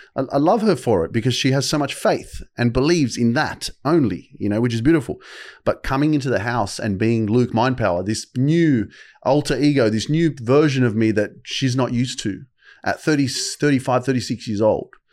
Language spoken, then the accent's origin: English; Sydney, New South Wales, Australia; I'd been living in Sydney all my life